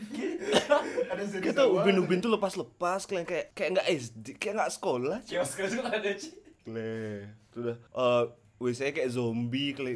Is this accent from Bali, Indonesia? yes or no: yes; Canggu, Bali, Indonesia; Dari S D aku dari Thomas. Nah, habis itu ibuku pindah kerja ke Canggu, di T K ada, T K Canggu kan. Otomatis pindah juga.